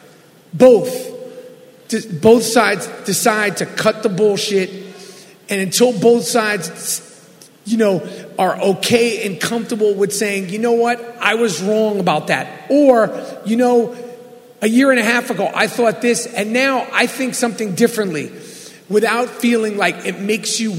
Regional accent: New York City, New York, United States; Growing up in New York City

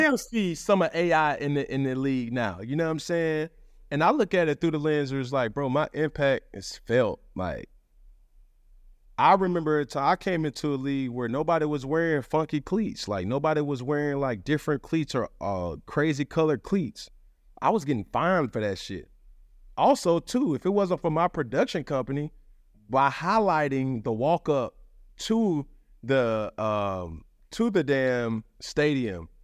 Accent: Atlanta, Georgia, United States; I'm from Atlanta

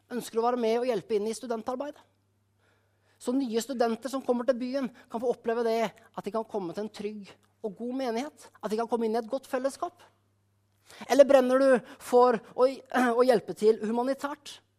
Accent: Skien, Telemark, Norway; menigheten hjemme i Skien

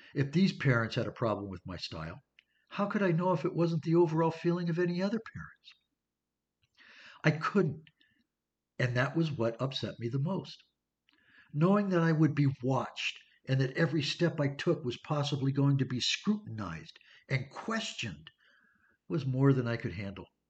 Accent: California, United States; also born or lived in Pennsylvania; I moved from Pennsylvania to California in the early 1960s

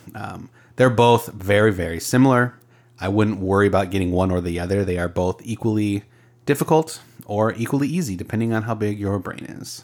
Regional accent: Arizona, United States; I grew up in Arizona.

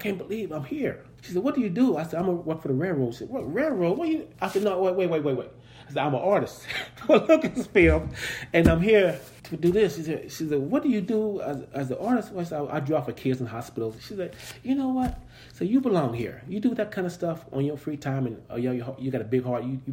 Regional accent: Kansas City, United States; I'm from Kansas City

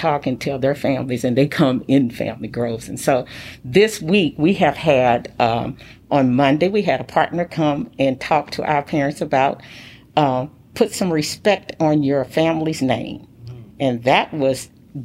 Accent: Midwest, United States; moved away; So I'm from the Midwest. I say things different than people from the Southwest.

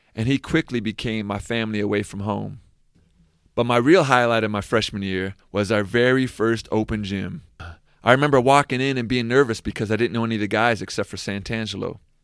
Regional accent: Seattle, Washington, United States; moved away as an adult; I'm from Seattle, I got to stay with my folks when I was back home

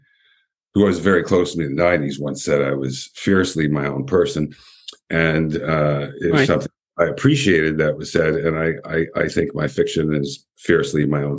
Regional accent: Windsor, Ontario, Canada; moved away; also born or lived in Toronto; growing up in Windsor.

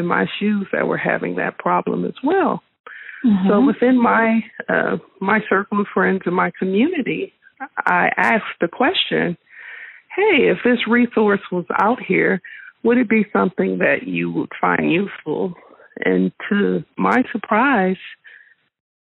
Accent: New Orleans, Louisiana, United States; moved away; also born or lived in Dallas, Texas; I grew up in New Orleans, Louisiana, and most of my family is still there

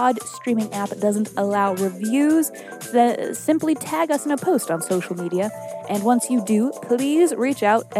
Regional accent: Salem, Massachusetts, United States; I was born in Witch City, Salem, Massachusetts

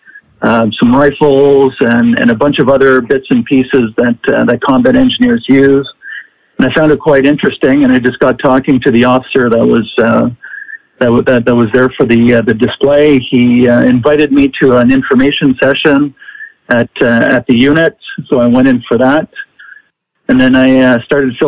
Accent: Ottawa, Ontario, Canada; I grew up in a city called Ottawa. Ottawa is in the province of Ontario.

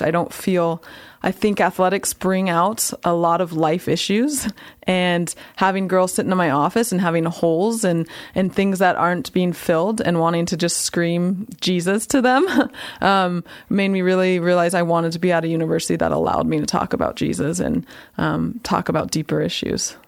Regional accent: Santa Clara, California, United States; moved away as an adult; also born or lived in Fresno, California / North Carolina / San Francisco, California / Sacramento, California; now in Nampa, Idaho, United States; I'm born and raised in Santa Clara, California

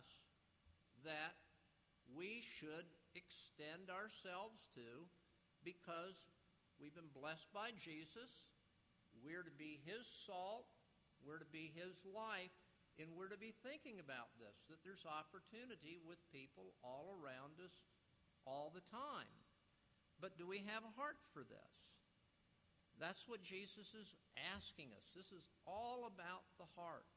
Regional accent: South Florida, United States; moved away; I grew up in South Florida

